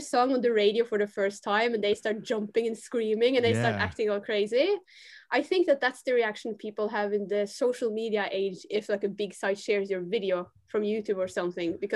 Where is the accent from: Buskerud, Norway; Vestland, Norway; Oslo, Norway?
Vestland, Norway; Bergen; I was born in Bergen in Norway